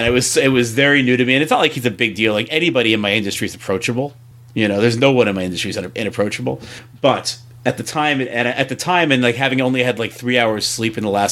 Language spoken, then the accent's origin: English; Long Island, New York, United States; I grew up on Long Island going to the Sunrise Mall